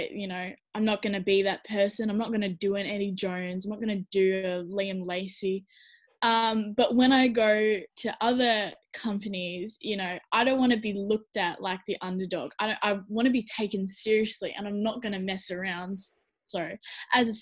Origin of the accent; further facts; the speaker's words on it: Tasmania, Australia; I'm from Tasmania